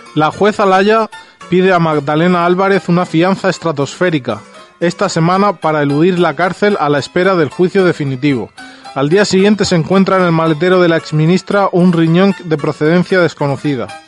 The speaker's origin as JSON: {"language": "Spanish", "region": "Andalusia", "country": "Spain", "said": "al sur, a mi tierra"}